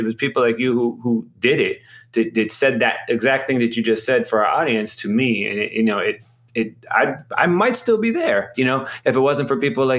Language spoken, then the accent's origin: English; Ohio, United States; moved away as an adult; now in New York, United States; I'm from Ohio originally as well